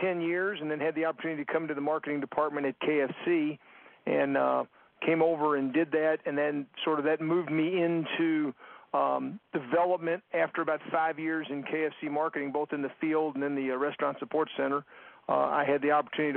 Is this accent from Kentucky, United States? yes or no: yes; Louisville, Kentucky, United States; I'm calling from Louisville, Kentucky, which is my hometown